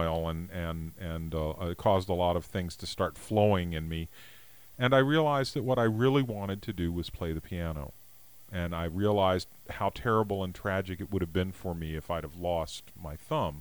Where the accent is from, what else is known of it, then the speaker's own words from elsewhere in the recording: Washington, District of Columbia, United States; now in Mendocino County, United States; I was raised in the Washington, D.C. area